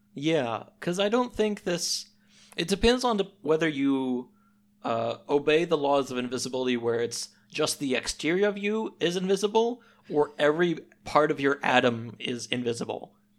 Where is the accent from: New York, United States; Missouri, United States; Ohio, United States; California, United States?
Missouri, United States; We don't have deserts out here.